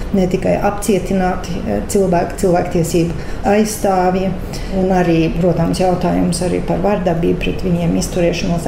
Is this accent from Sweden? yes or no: yes; Sweden; es dzimu Zviedrijā, tāpēc ka man vecāki aizbēga no Latvijas